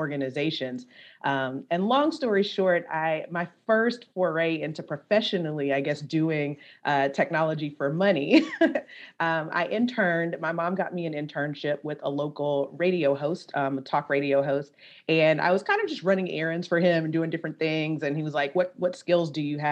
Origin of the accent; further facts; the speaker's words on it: Baton Rouge, Louisiana, United States; I'm originally from Baton Rouge, Louisiana.